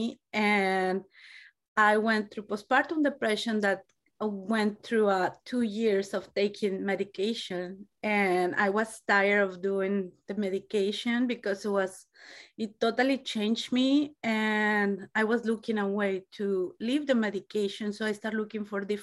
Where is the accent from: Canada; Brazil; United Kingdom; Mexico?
Mexico; English is a second language; moved away as an adult; now in United States; I'm originally from Mexico. I have been here in the United States for 20 years.